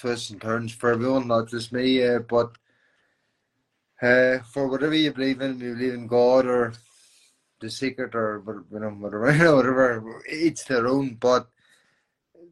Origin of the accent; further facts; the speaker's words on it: County Tyrone, Northern Ireland, United Kingdom; I'm from Northern Ireland. I'm from Quinnell, County Tyrone, the ghetto